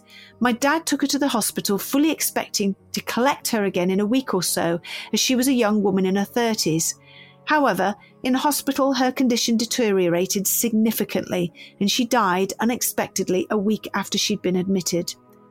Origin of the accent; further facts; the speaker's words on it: Northern Ireland, United Kingdom; I'm from Northern Ireland, and our custom is to bring the body home as soon as possible after the death.